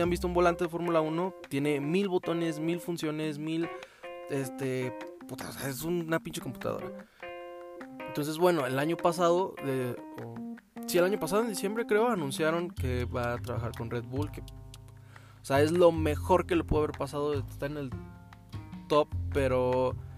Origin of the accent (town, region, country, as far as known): Mexico